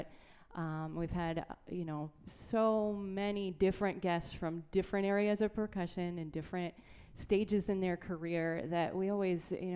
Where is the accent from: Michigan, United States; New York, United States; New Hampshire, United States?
New Hampshire, United States; moved away as an adult; also born or lived in Maryland / South Florida; now in Winchester, Virginia, United States; I grew up north. I lived in New Hampshire.